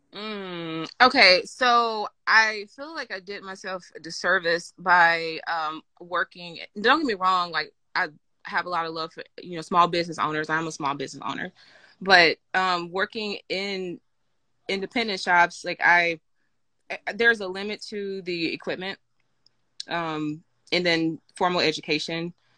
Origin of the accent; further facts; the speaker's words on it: Mississippi, United States; now in Atlanta, United States; I grew up in Mississippi